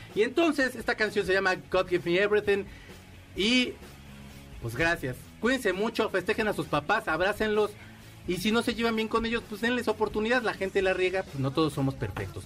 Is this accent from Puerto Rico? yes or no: no; Mexico; la primera vez que salí de México, ya estaba yo bien anciano